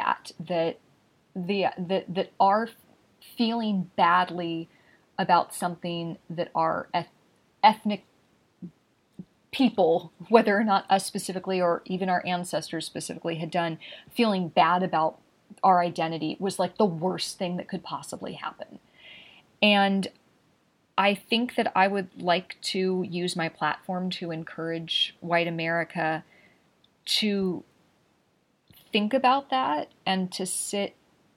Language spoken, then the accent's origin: English; Los Angeles, California, United States; I grew up in Los Angeles